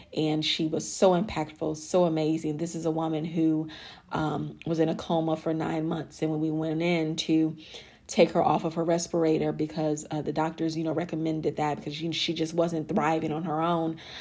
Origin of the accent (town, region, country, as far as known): Chicago, Illinois, United States; born or raised there; moved away as an adult; also born or lived in Alabama / Miami, Florida / Dallas, Texas; now in Arlington, United States